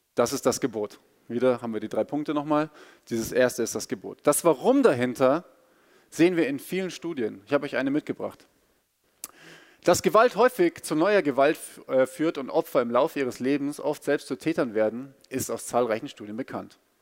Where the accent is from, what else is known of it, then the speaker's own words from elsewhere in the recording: Bavaria, Germany; ich bin in Bayern aufgewachsen und bin auch Bayer